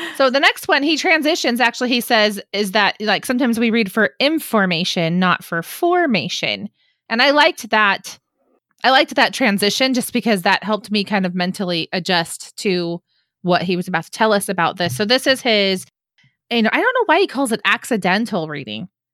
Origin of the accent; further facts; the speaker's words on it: California, United States; as a Californian